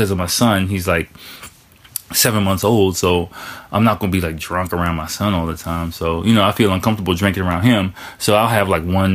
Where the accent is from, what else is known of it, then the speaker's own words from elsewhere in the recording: Washington, District of Columbia, United States; moved away as an adult; now in Tokyo, Japan; I'm from Washington, D.C.